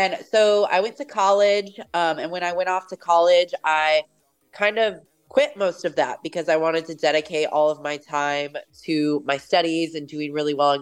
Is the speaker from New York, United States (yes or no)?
no; Puyallup, Washington, United States; grew up in Puyallup. So from born and raised in Washington